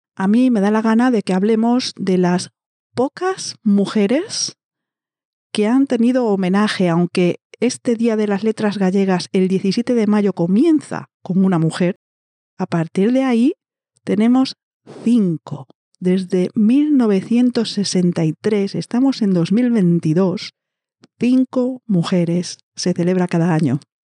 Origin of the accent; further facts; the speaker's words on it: Galicia, Spain; somos de la misma provincia, es que es todo tan. somos del mismo sitio, somos vecinas.